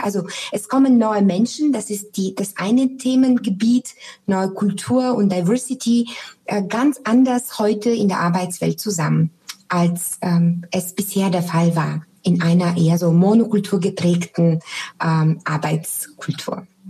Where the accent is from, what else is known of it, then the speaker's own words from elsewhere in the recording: Sofia, Sofia City, Bulgaria; moved away; Ich komme ja ursprünglich aus Sofia